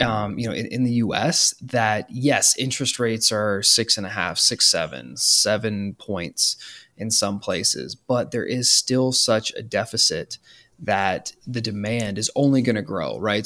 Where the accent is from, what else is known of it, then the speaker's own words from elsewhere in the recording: Canada; now in United States; I'm from Canada